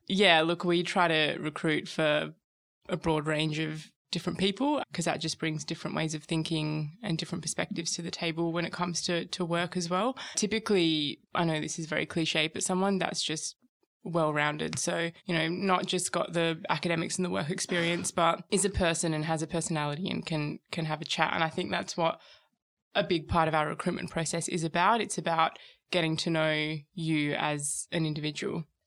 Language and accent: English; Perth, Western Australia, Australia; moved away as an adult; also born or lived in Sydney; now in Melbourne, Australia; I moved over from Perth, which is where I'm from.